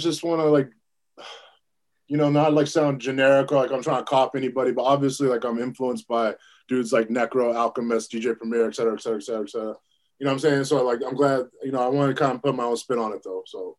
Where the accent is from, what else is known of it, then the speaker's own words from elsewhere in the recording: Petersburg, Virginia, United States; Yeah, I'm originally from Virginia. Like this kind of the southern part of Virginia, right outside of Richmond, Virginia. If you know basketball, there's a dude named Moses Malone who's from the town I'm from. It's called Petersburg, Virginia.